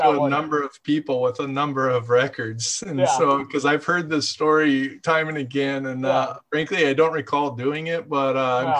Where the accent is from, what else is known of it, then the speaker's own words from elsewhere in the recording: Ventura, California, United States; I grew up in Montalvo too.